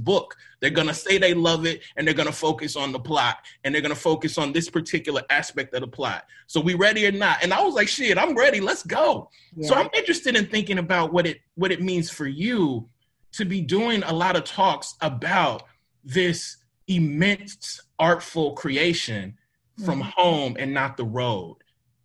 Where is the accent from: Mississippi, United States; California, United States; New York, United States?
Mississippi, United States; I'm from Mississippi